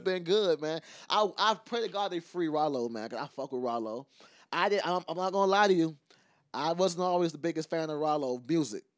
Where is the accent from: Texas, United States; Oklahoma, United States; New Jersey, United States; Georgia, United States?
Georgia, United States; Savannah; I'm from Savannah